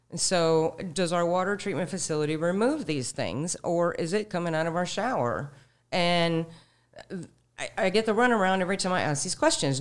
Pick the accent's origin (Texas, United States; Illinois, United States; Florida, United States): Florida, United States; Sarasota; also born or lived in Manatee County, Florida; I was born in Sarasota. I'm fifty-six years old. I've, I've lived in Sarasota and Manatee counties my entire life